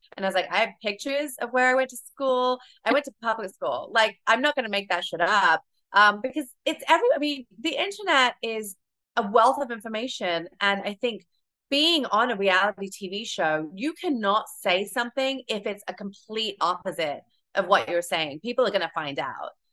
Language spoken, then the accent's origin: English; United Kingdom; moved away as an adult; now in New York, United States; my delivery and my tone a lot of it comes from the fact that I am British